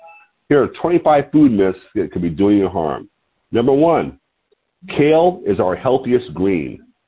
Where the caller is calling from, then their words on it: Lompoc, California, United States; I'm calling in from Lompoc, L-O-M-P-O-C, Lompoc, California, which sits 54 miles north of Santa Barbara on California's beautiful central coast.